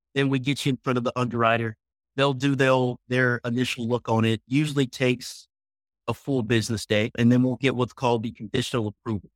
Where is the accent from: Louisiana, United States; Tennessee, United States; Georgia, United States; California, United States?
Tennessee, United States; Memphis; now in Frisco, United States; Originally, I'm from Memphis, Tennessee, moved to Dallas, Texas, the Frisco area, kind of north of Dallas um, in 2006